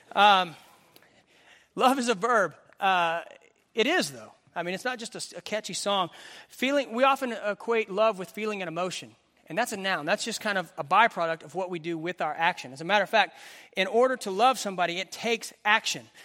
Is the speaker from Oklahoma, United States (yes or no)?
yes; Western Oklahoma, United States; I grew up in Western Oklahoma